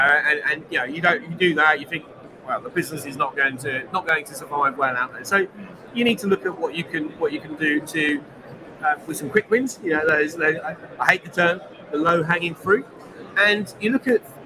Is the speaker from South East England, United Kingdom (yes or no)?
yes; Bracknell, South East England, United Kingdom; the streets I grew up in Bracknell